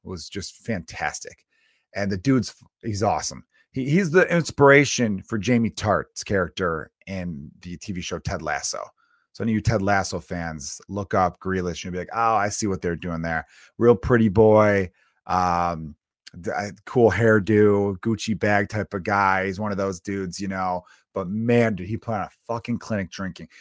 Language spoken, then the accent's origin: English; Chicago, Illinois, United States; moved away; I grew up in America. I grew up in Chicago